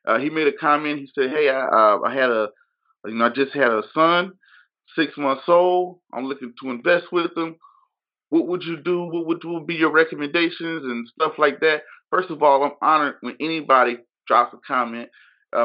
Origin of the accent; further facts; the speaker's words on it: Georgia, United States; moved away; I'm from Georgia originally